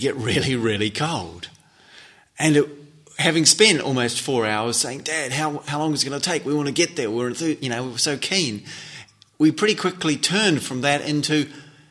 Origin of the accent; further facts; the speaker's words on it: North Island, New Zealand; also born or lived in Switzerland; I grew up in New Zealand and in the North Island, despite, in fact, having been born in Switzerland